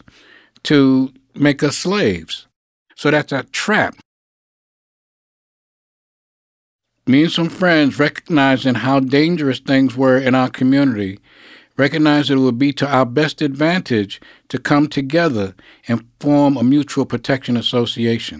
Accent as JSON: {"language": "English", "town": "New York City", "region": "New York", "country": "United States", "tie": "born or raised there", "said": "I was born in Harlem Hospital. I lived on Lenox Avenue between 118th and 119th Street."}